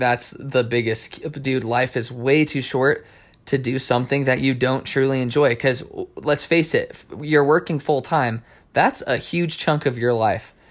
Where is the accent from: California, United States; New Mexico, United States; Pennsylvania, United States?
New Mexico, United States; I grew up in New Mexico